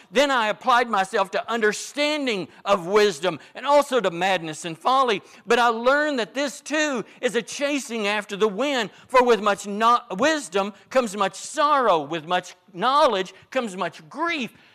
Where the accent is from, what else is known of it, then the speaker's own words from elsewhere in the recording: Northeast Arkansas, United States; I grew up in Northeast Arkansas